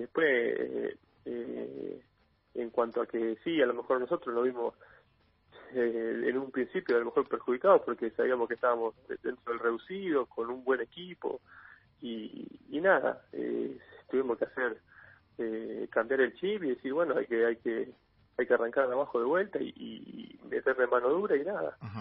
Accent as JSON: {"language": "Spanish", "country": "Argentina", "said": "como argentinos"}